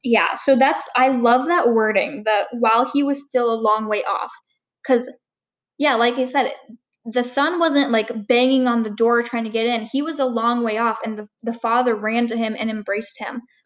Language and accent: English; Marquette, Michigan, United States; also born or lived in Calumet, Michigan; I lived there for about eight years and then moved to Marquette